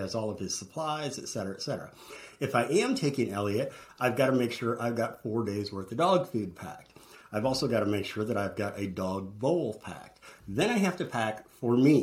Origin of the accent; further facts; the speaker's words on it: St. Louis, Missouri, United States; moved away; my hometown of St. Louis